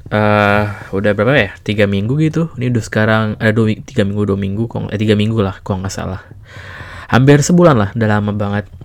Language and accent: Indonesian; Jakarta, Indonesia; tempat gue Jakarta juga gitu kan gue emang dari Jakarta